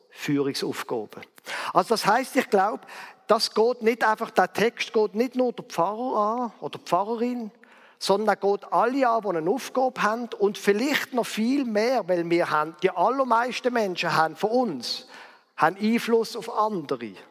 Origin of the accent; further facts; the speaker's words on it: Basel, Basel-Stadt, Switzerland; Zum Beispiel in Basel, wo ich aufgewachsen bin.